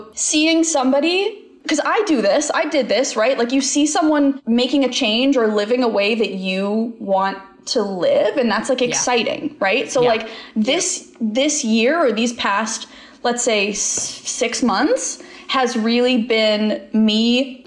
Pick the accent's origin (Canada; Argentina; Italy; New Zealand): Canada; That's how like the most of Canada we say poutine